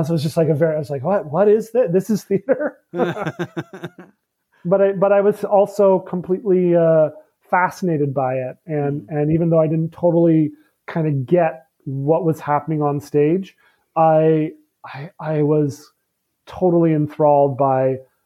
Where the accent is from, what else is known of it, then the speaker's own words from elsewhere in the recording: Montreal, Quebec, Canada; Yeah, Montreal has a ton of theater, and for a portion of the population, it's a big part of their lives. I didn't grow up in a family where theater was at all a part of our lives.